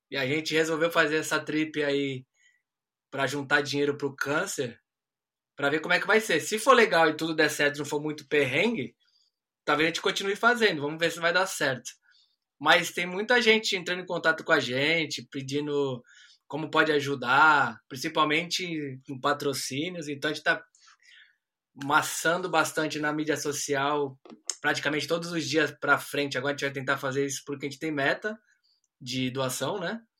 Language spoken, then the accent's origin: Portuguese; Brazil; now in Australia; Ah, como um bom brasileiro, aquele aquele instinto né, brasileiro de gambiarra a gente conhece um pouco.